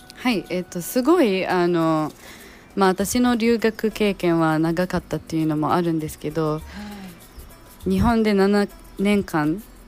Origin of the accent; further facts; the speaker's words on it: Dammam, Eastern Province, Saudi Arabia; Japanese is a second language; also born or lived in Japan; now in Dhahran, Saudi Arabia; 私は実は私はダンマム住んでたんですけど、うん、子供の頃は、うん、でも十。3歳か14歳の時に引っ越してきてダーランまで実は今ダーランに住んでいます